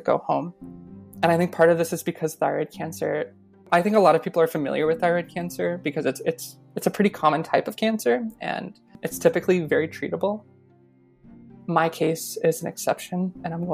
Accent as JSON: {"language": "English", "region": "Colorado", "country": "United States", "moved": "yes", "lives_now": "Vermont, United States", "said": "I'm originally from Colorado. I live in Vermont now."}